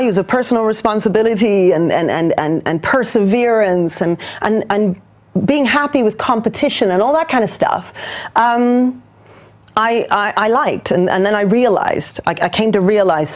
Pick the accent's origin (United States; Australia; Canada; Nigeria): Canada; also born or lived in New Zealand; now in London, United Kingdom; I was born in New Zealand, and then I grew up in Canada, and then I've now been in London for, you know, nearly 30 years